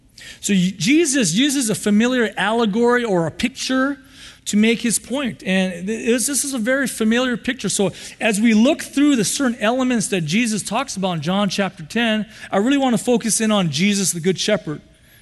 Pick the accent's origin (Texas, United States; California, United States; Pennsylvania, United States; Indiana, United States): California, United States; I grew up in the city. I'm from Southern California, San Gabriel Valley.